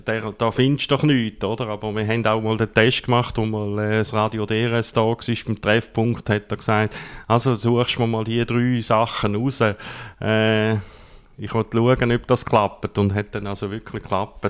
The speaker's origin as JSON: {"language": "German", "town": "Gossau", "region": "St. Gallen", "country": "Switzerland", "tie": "born or raised there", "moved": "as an adult", "lives_now": "Rotkreuz, Switzerland", "said": "bin ursprünglich, mir gehört es vielleicht noch ein bisschen, aus der Ostschweiz, aufgewachsen in der Nähe von Gossau"}